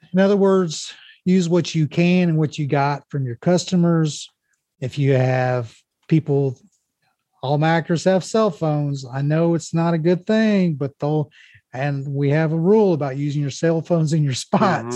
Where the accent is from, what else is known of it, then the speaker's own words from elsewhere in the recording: Mexico, United States; this is Mexico, my hometown